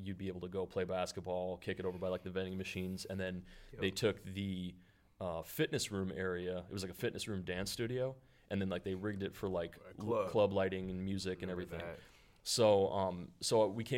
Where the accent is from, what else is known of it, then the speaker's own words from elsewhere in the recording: Minnesota, United States; also born or lived in Crystal, Minnesota / Chisago, Minnesota; I'm a born and raised Minnesota native. I started out over in the West Metro